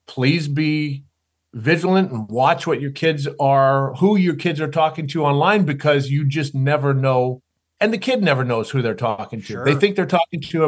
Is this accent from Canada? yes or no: yes; Canada; growing up in Canada, being a tall, skinny kid, glasses and braces